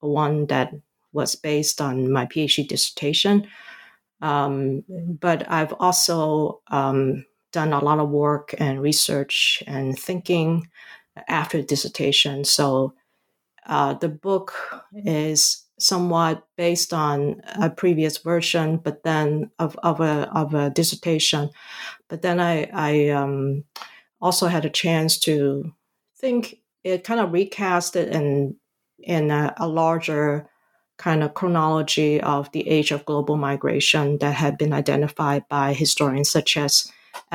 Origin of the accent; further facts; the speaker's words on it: Hong Kong; also born or lived in Canada / Vancouver, Canada; now in United States; I was born and raised in Hong Kong.